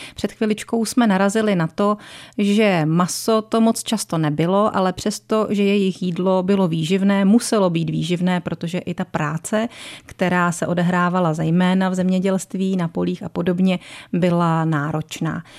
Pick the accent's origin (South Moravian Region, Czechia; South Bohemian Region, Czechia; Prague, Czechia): South Bohemian Region, Czechia; Strakonice area; na Strakonicku, odkud pocházím já